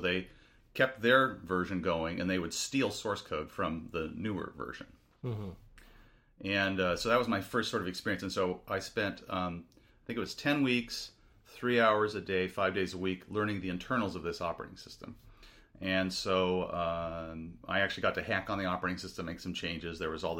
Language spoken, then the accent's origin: English; Seattle, Washington, United States; moved away as an adult; also born or lived in Chicago / Poughkeepsie, New York; So I grew up in Seattle.